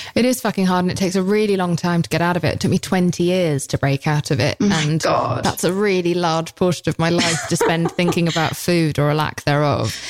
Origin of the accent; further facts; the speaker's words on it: United Kingdom; I'm British